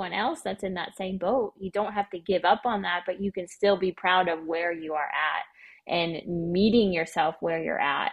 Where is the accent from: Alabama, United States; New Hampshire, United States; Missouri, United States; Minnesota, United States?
Missouri, United States; now in Arkansas, United States; I'm from Missouri